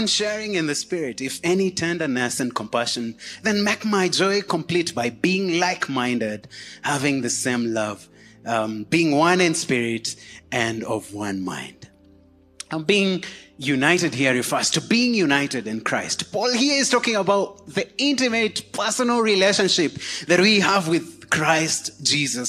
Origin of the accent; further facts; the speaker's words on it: Kenya; we pride ourselves in saying, I'm a Kenyan